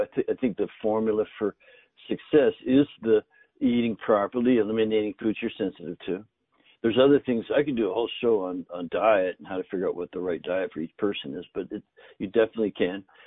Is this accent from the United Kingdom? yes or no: no; Northern Canada, Canada; I grew up in Canada in the north, and both my grandfathers grew their own food.